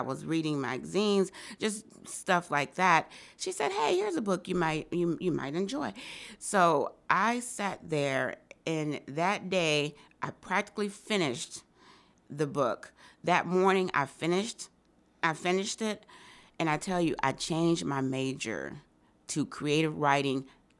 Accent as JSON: {"language": "English", "town": "Rochester", "region": "New York", "country": "United States", "tie": "born or raised there", "also_born_or_lived": "Bogalusa, Louisiana", "said": "So I was born in Bogalusa, raised there till I was 5. My mom had moved to Rochester in pursuit of a better opportunity, like a lot of people did during that time."}